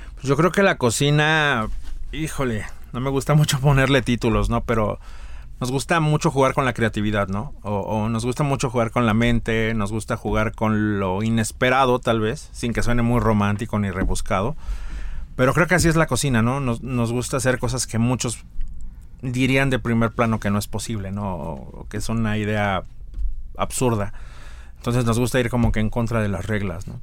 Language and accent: Spanish; Mexico City, Mexico; also born or lived in Tlaxcala; now in San Miguel de Allende, Mexico; Nací en Ciudad de México, pero he dicho que me nacionalice tlaxcalteca